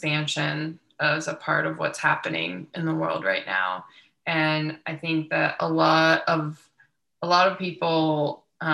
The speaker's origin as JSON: {"language": "English", "town": "Youngstown", "region": "Ohio", "country": "United States", "tie": "born or raised there", "said": "I grew up in Youngstown, Ohio"}